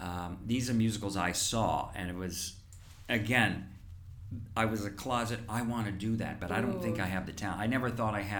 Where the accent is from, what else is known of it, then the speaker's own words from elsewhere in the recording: Indiana, United States; moved away; I grew up in Indiana.